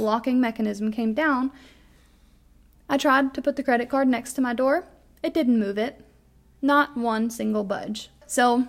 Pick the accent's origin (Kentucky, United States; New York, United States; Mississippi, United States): Kentucky, United States; we are from Kentucky